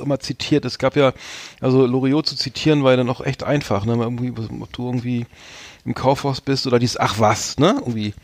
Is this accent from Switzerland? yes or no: no; Bremen, Germany; als Bremer